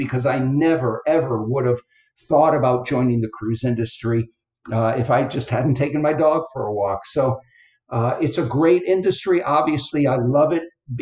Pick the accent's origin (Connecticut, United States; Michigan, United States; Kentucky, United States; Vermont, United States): Connecticut, United States; now in Florida, United States; I live in Florida now, but I grew up in Connecticut, which is in between New York and Boston